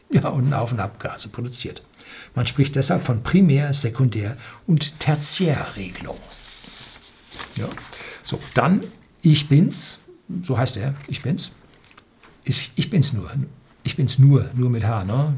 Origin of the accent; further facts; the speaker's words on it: Germany; bei uns in Deutschland